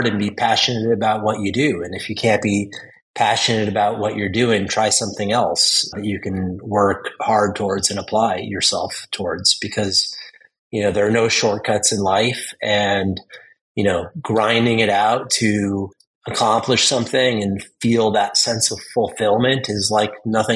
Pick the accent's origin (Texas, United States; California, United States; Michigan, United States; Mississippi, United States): California, United States; Southern; Growing up in Southern California